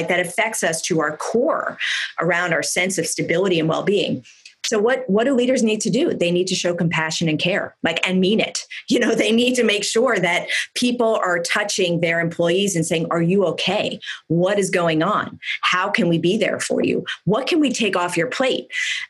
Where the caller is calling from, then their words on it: California, United States; I mean, I'm calling in from Silicon Valley. Our fire season is far from done. We've just had two of the biggest fires in the state's history.